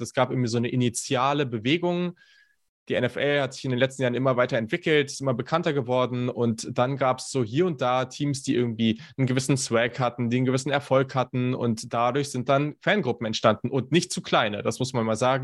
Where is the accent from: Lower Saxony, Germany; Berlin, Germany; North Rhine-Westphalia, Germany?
Lower Saxony, Germany; Hanover; ich komme aus Hannover